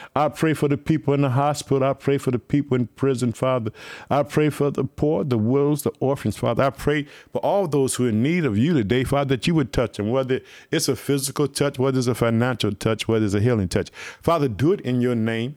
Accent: Illinois, United States; also born or lived in Chicago; my home state, Illinois. I live in the city of Chicago

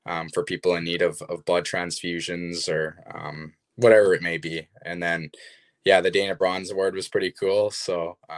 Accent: Kamloops, British Columbia, Canada; born or raised there

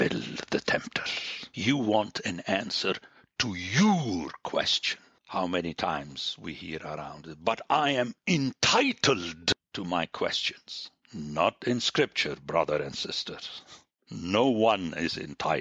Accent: Palestine; moved away; I was born in Palestine

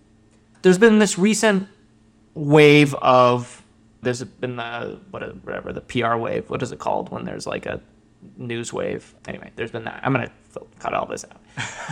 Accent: Japan; born there; And that was because I was born in Japan, and there was this sense of...

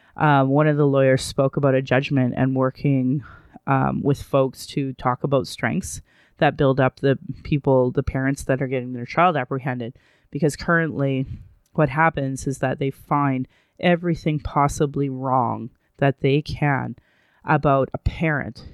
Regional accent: Calgary, Alberta, Canada; I was born in Calgary

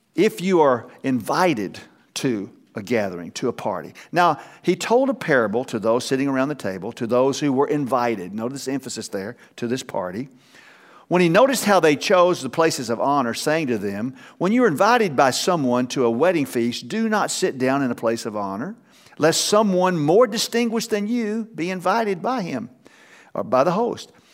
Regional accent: Texas, United States; I'm from Texas

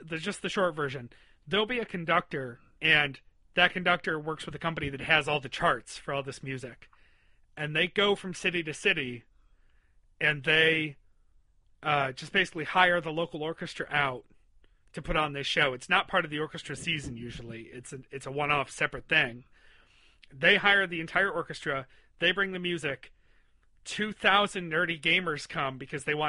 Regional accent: Western New York, United States; where I was growing up in Western New York

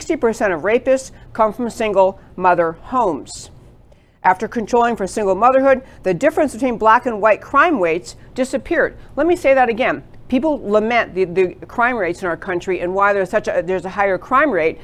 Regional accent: New York, United States; moved away as an adult; also born or lived in California; now in Texas, United States; I grew up in New York

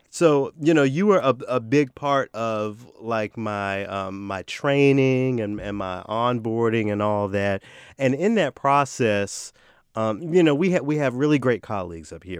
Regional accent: the South, United States; accent: Southern; I'm from the South

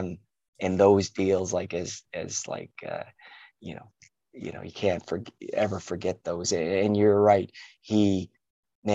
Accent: Halifax, Nova Scotia, Canada; moved away as an adult; also born or lived in United Kingdom; We grew up in Halifax, different parts

